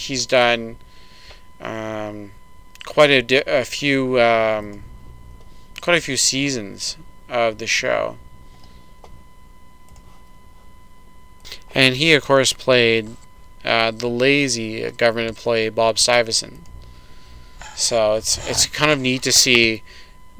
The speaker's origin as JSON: {"language": "English", "country": "Canada", "said": "As a Canadian"}